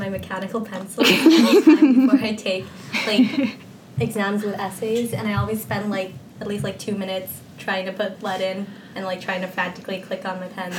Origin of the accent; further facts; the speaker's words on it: Hong Kong; moved away; I'm a junior from Hong Kong.